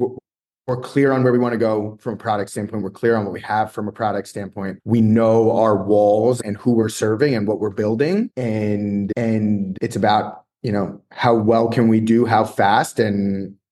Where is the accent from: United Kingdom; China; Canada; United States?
United States; New York area; I'm from the New York area